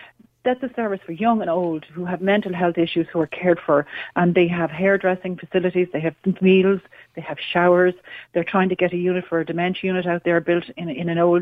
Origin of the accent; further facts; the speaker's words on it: Dublin, Leinster, Ireland; now in Galway, Ireland; I'm from Dublin originally